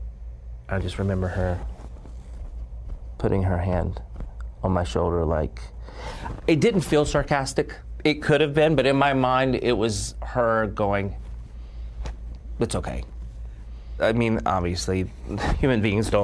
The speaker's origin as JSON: {"language": "English", "country": "United States", "said": "being an American"}